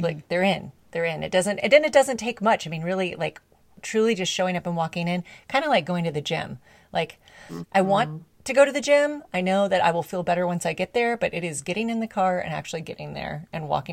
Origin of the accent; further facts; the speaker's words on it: Dallas, Texas, United States; also born or lived in Alabama; I grew up in Dallas, went to Alabama, came back